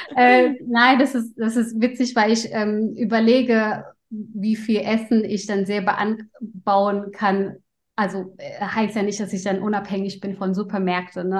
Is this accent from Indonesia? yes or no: yes; Indonesia; now in Germany; meine Kindheit und ich komme aus Indonesien